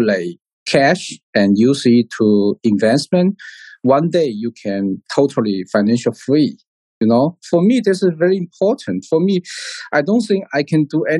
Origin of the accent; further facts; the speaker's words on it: Hainan Island, China; English is a second language; also born or lived in Lanzhou / United Kingdom / Singapore; I was born in Hainan Island